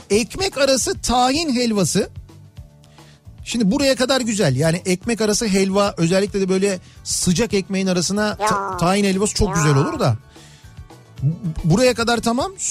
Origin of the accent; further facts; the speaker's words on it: Malatya, Turkey; Efendim bir Malatyalı olarak duruma e, açıklık getirmek istiyorum.